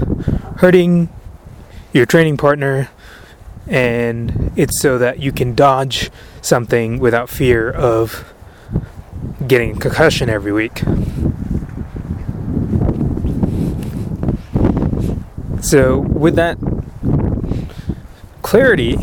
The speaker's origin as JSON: {"language": "English", "country": "United States", "said": "as an American"}